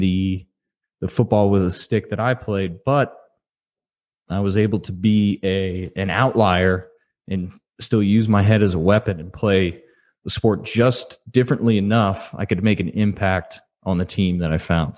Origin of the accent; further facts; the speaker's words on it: Houston, Texas, United States; I grew up in Houston area